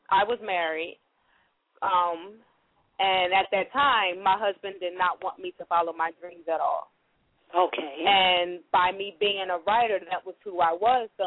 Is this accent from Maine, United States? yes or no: no; Montgomery, Alabama, United States; now in Philadelphia, United States; I'm actually from Montgomery, Alabama, but I currently reside here in uh city of Philadelphia.